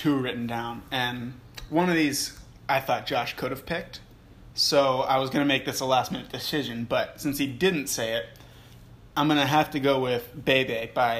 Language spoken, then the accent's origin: English; Pennsylvania, United States; moved away as an adult; now in Alabama, United States; just like Josh, I'm a sophomore mechanical engineering student at the University of Alabama. I'm originally from Pennsylvania.